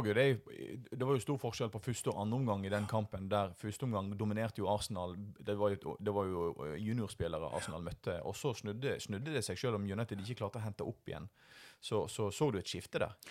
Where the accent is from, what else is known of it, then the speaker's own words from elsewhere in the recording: Voss, Vestland, Norway; now in Bergen, Norway; jeg er vossing